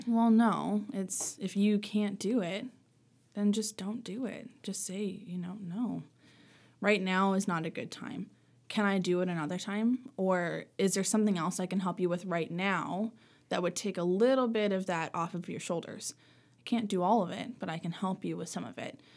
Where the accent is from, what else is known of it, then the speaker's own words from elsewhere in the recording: Sackville, Nova Scotia, Canada; also born or lived in Sydney, Cape Breton / Halifax / Lunenburg; I grew up in, mostly in Sackville